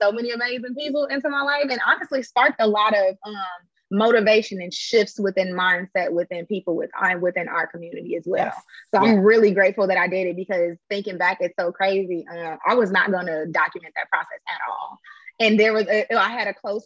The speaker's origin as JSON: {"language": "English", "town": "Chicago", "region": "Illinois", "country": "United States", "also_born_or_lived": "Bloomington, Indiana", "moved": "as an adult", "lives_now": "Atlanta, United States", "said": "I am originally from the south side of Chicago. I'm not from Atlanta."}